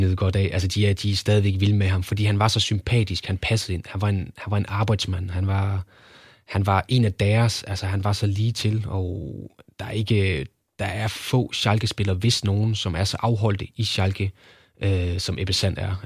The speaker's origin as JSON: {"language": "Danish", "town": "Kolding", "region": "Southern Denmark", "country": "Denmark", "said": "jeg er fra Kolding af, så der havde vi jo tyske kanaler"}